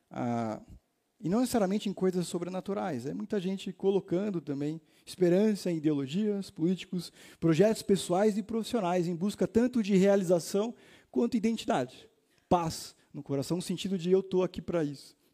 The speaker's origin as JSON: {"language": "Portuguese", "town": "Itaim", "region": "São Paulo", "country": "Brazil", "said": "eu sou aqui do Itaim."}